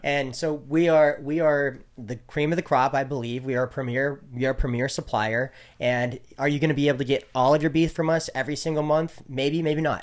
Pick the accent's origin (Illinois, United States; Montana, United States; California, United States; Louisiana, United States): Montana, United States; Great Falls; my hometown in Great Falls, Montana